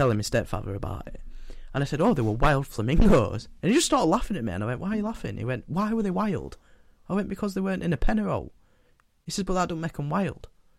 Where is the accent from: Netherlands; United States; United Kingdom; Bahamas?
United Kingdom; England; I don't speak German. I'm English.